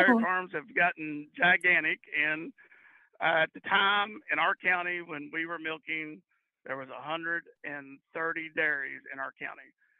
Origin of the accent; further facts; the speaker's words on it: Central Kentucky, United States; I grew up in Central Kentucky, grew up on a dairy farm.